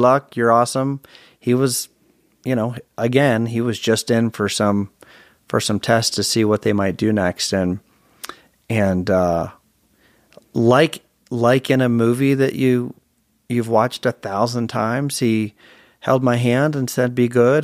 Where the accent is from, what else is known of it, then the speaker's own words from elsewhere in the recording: Virginia, United States; also born or lived in Chicago, Illinois / Provo, Utah; we moved to Virginia from Chicago